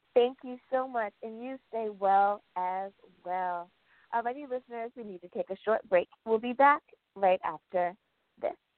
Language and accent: English; United States; my home country, the good old U.S.